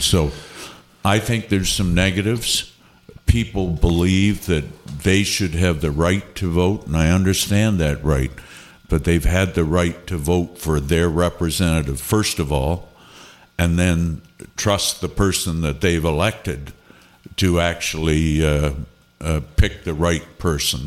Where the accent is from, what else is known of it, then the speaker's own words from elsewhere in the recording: Niagara-on-the-Lake, Ontario, Canada; I come from Niagara on the Lake